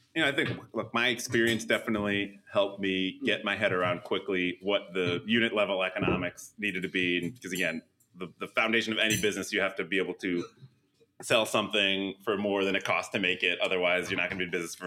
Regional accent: Edison, New Jersey, United States; moved away; also born or lived in New York City; I'm also a Jersey guy originally, originally from uh, Edison

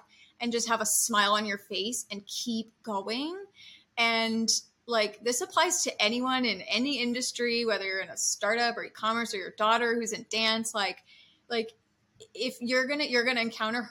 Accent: Santa Rosa, California, United States; now in Los Angeles, United States; I'm from Santa Rosa, California

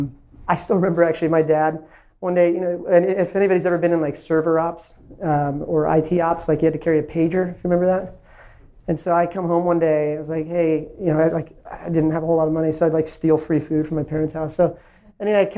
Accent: Ashburn, Virginia, United States; also born or lived in India; I was an immigrant from India. I moved to a small town called Ashburn, Virginia, when I was little town of 8,000 people when I moved there

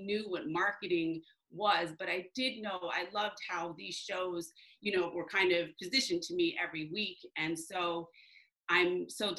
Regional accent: New Jersey, United States; also born or lived in Michigan; I was born in Michigan. And then when I was young, when I was in middle school, actually 12, we moved to New Jersey. I consider New Jersey home.

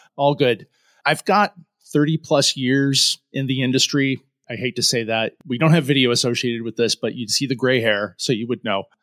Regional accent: Syracuse, New York, United States; also born or lived in Rochester; Born and raised in Syracuse

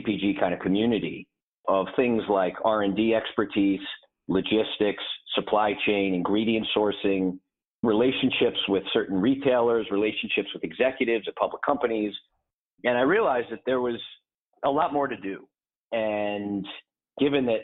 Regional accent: a small town northwest of Hartford, Connecticut, United States; I grew up in the Northeast in a small town northwest of Hartford, Connecticut

